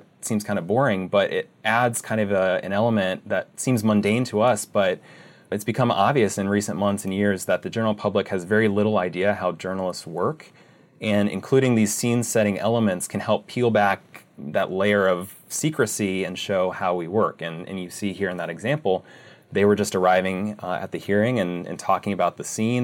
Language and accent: English; Ohio, United States; moved away as an adult; also born or lived in Arizona; I'm originally from Ohio